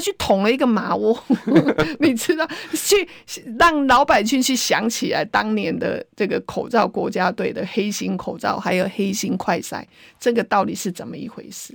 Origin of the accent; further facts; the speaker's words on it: Taiwan; 我们台湾人是很善良的